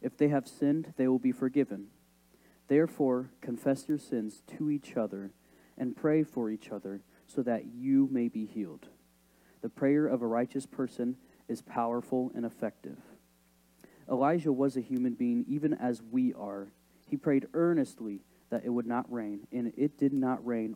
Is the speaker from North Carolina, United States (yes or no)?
no; Decatur, Illinois, United States; also born or lived in Ogden, Illinois; I grew up in Decatur, Illinois, and lived there for about 12 years of my life